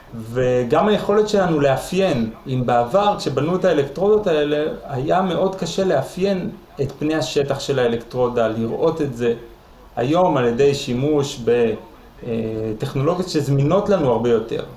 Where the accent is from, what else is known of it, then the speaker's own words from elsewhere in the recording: Jerusalem, Jerusalem District, Israel; אני ירושלמי